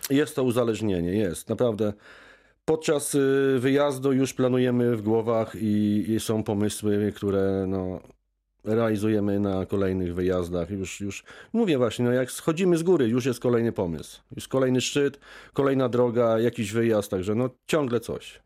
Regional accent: Poland; ja się wychowałem w górach, urodziłem się w górach

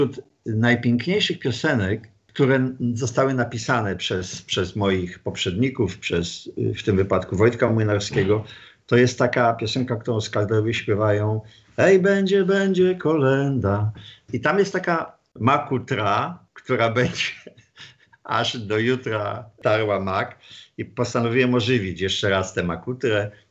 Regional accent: Wrocław, Lower Silesian Voivodeship, Poland; Jestem stąd, z Wrocławia.

